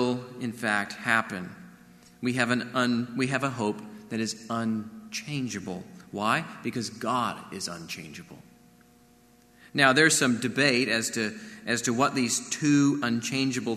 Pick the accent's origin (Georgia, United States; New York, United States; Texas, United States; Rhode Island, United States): Texas, United States; Corpus Christi; Growing up in Corpus Christi, you know, we'd sometimes watch these giant ships enter the channel